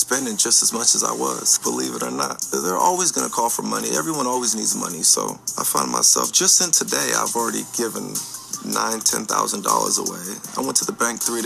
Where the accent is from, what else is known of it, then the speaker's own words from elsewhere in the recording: Vacaville, California, United States; I'm from Vacaville. I'm from Vacaville, California. Everyone thinks I'm from Stockton, but I'm from Vacaville, California.